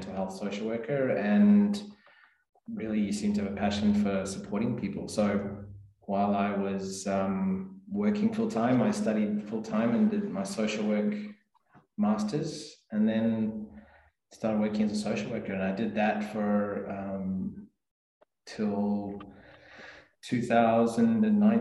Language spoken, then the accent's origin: English; South Africa; moved away as an adult; also born or lived in Adelaide, Australia; now in Port Lincoln, Australia; I grew up in South Africa originally, and moved here with my parents 2004